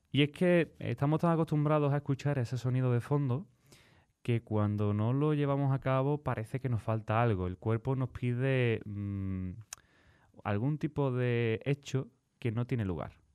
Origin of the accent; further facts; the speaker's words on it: Spain; somos españoles